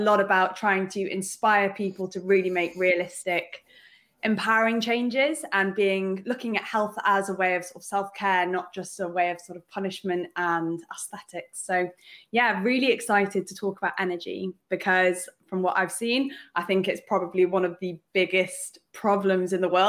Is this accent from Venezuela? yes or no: no; Wales, United Kingdom; I'm originally from Wales